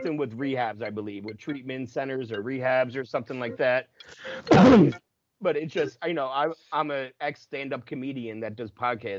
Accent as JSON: {"language": "English", "region": "New Jersey", "country": "United States", "accent": "Philly, South Jersey", "said": "People thought my accent was Southern. I'm like, it's Philly, Jersey. What are you? It's South Jersey. What are you talking about? They're like, you have a Southern accent. I'm like, no, I don't. I promise you, I don't."}